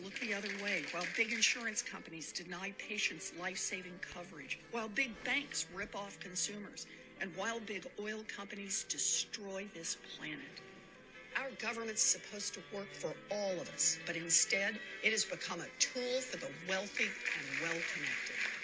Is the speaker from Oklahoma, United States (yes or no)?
yes; Oklahoma, United States; Growing up in Oklahoma